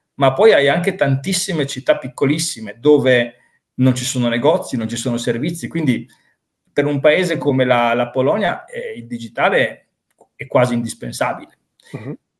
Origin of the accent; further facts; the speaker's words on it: Reggio Emilia, Emilia-Romagna, Italy; moved away as an adult; now in Wrocław, Poland; sono di Reggio Emilia, però mi sento ovviamente anche reggiano, mi sento emiliano, mi sento italiano, ma sono breslaviano a tutti gli effetti.